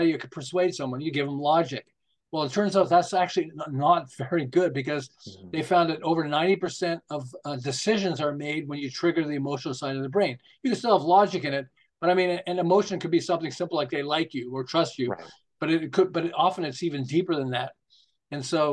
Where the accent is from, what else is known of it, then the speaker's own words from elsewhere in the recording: Montreal, Quebec, Canada; moved away as an adult; also born or lived in Los Angeles; now in Southern California, United States; I'm originally from Montreal